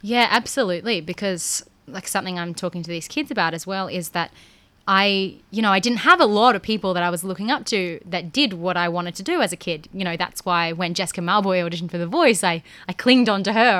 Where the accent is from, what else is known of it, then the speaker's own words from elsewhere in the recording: Rockhampton, Queensland, Australia; I grew up in a regional town. I'm from Rockhampton